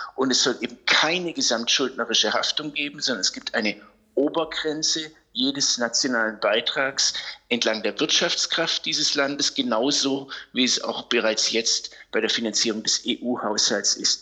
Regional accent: Germany; wir Deutsche

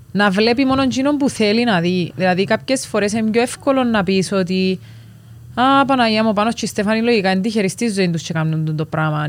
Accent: Cyprus; moved away; Είμαστε νησιώτες, είμαστε Κυπρέοι, οπότε θέλαμε κάπω να ξεφύγουμε από το reality και τη ζωή μας στην Κύπρο

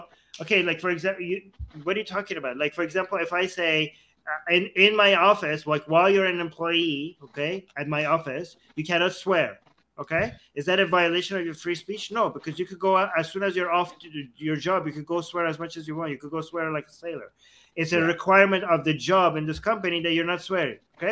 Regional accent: Canada; I'm Canadian

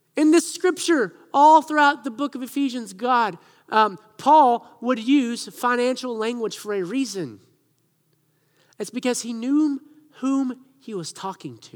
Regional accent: Siloam Springs, Arkansas, United States; moved away; I grew up in Arkansas

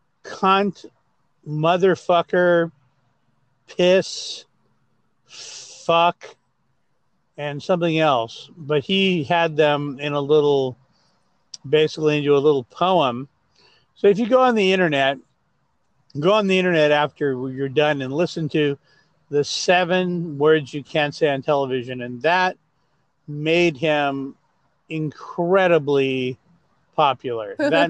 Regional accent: Los Angeles, California, United States; also born or lived in Glendale, California / Rowland Heights / Hacienda Heights; I was born in Glendale, California, not far from where I am now. And so I'm an LA native. I grew up here, and I grew up in a place called Roland Heights and Hacienda Heights

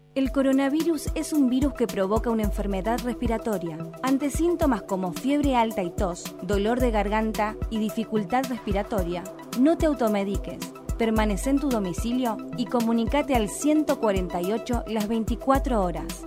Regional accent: City Bell, Buenos Aires Province, Argentina; yo me crié en Citibel y cerca del Club Banco Provincia

